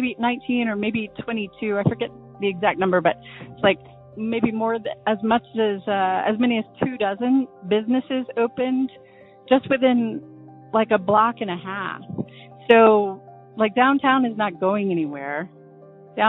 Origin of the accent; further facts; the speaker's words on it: Birmingham, Alabama, United States; I grew up in Birmingham